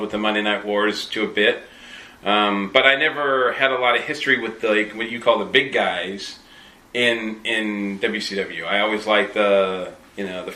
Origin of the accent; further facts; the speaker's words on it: Massachusetts, United States; I was in... You know, Massachusetts